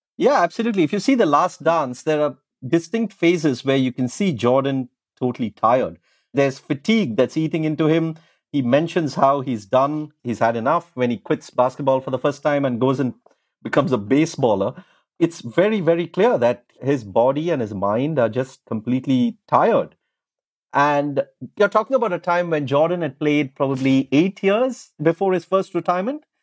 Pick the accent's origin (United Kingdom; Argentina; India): India; when I was growing up in India